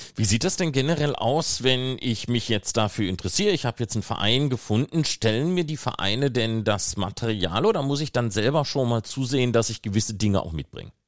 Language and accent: German; Ruhr area, North Rhine-Westphalia, Germany; ich bin ja selber aus dem Ruhrgebiet